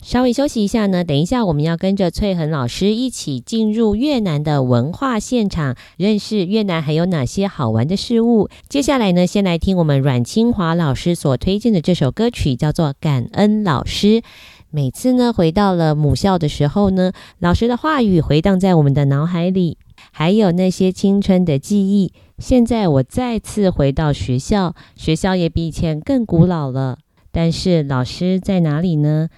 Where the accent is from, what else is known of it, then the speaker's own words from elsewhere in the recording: Taiwan; 我们台湾